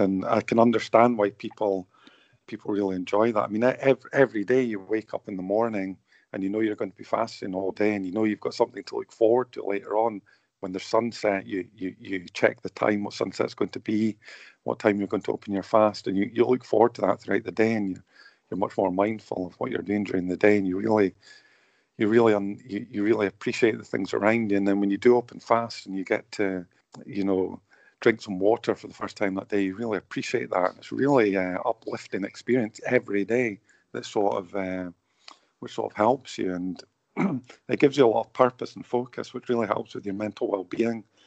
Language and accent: English; St Andrews, Scotland, United Kingdom; now in Bradford, United Kingdom; I grew up in Scotland, you know, and I live in Bradford